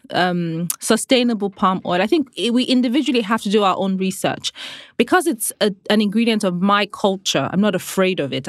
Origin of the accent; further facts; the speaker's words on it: Nigeria; growing up in Nigeria